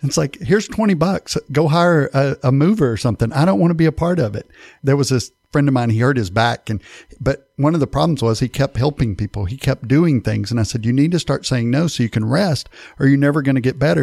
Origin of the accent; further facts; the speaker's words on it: East Texas, United States; I'm from East Texas